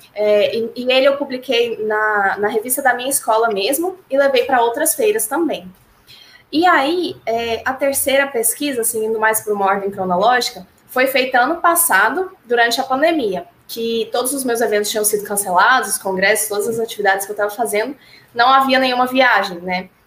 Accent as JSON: {"language": "Portuguese", "town": "Goiânia", "region": "Goiás", "country": "Brazil", "said": "sou de Goiânia"}